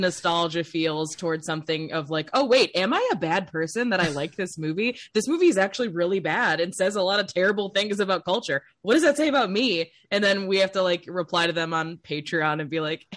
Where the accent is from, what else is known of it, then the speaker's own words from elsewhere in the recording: Chicago, Illinois, United States; moved away; also born or lived in Cleveland, Ohio; I grew up in Chicago originally and then moved to Cleveland